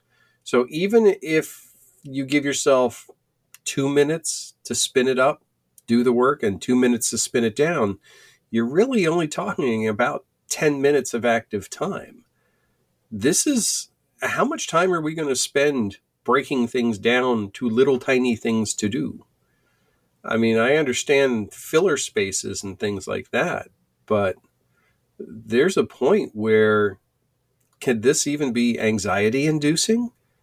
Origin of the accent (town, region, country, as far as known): Pennsylvania, United States